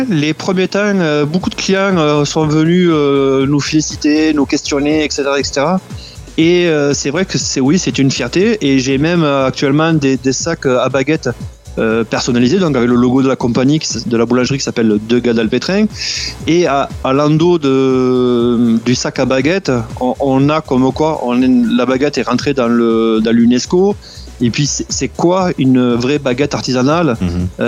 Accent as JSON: {"language": "French", "country": "France", "lives_now": "Quebec, Canada", "said": "ça fait depuis 2000, 2005 euh, que je suis ici au, Québec. Et on est un petit peu. Ben, on est français, mais on est québécois-canadien."}